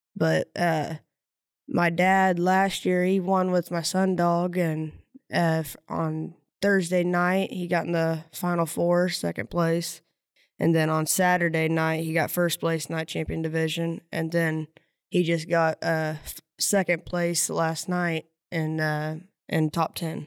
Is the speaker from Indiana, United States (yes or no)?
yes; Silver Lick, Indiana, United States; Silver Lick, Indiana